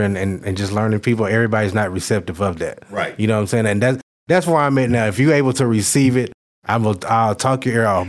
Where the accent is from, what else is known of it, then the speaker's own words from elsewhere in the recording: Conway, Arkansas, United States; moved away as an adult; also born or lived in Little Rock, Arkansas; being in my hometown of Conway